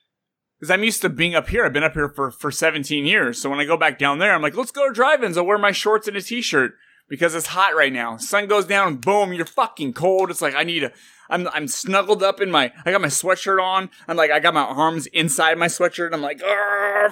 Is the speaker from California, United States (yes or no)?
yes; Santa Clara, California, United States; moved away as an adult; now in Fresno, United States; I grew up in Santa Clara. I actually graduated from Santa Clara High School